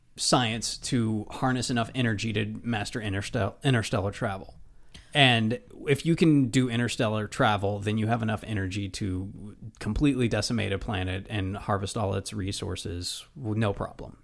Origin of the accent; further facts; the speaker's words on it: United States; I'm an American.